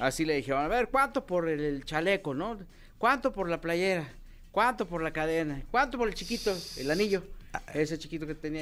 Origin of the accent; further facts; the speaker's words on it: Mexico; also born or lived in Mexico City; somos mexicanos